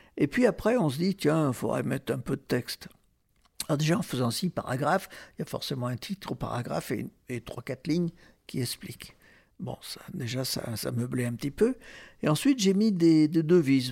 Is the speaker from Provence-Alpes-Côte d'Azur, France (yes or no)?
yes; Marseille, Provence-Alpes-Côte d'Azur, France; je suis marseillais, donc je suis à 130 km de Sainte-Marie-de-la-Mer.